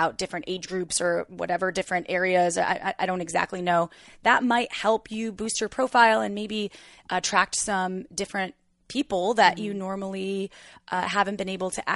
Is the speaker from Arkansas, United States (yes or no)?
no; Wisconsin, United States; I was born in July in Wisconsin